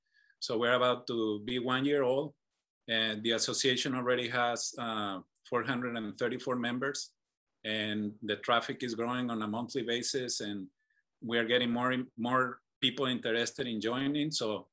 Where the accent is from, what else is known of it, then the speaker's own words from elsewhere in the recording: Mexico; moved away as an adult; now in San Diego, United States; I'm originally from Mexico. I moved to San Diego in 2006, and I grew up in a family of entrepreneurs.